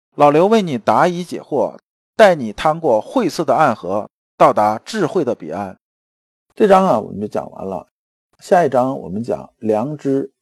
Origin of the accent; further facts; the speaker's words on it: China; 我们中国人